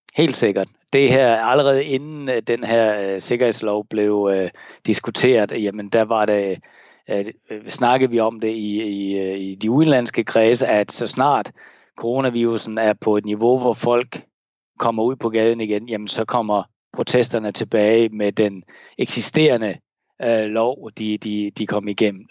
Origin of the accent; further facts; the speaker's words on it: Denmark; now in Hong Kong; jeg kan tage mit danske pas